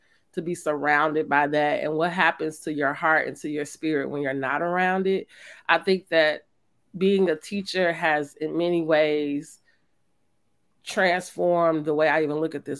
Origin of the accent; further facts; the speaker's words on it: Illinois, United States; because we grew up in Auburn Gresham.